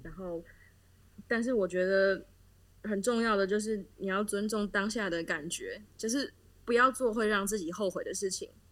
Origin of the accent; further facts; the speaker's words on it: Taiwan; moved away as an adult; now in Düsseldorf, Germany; 就是我是台湾人嘛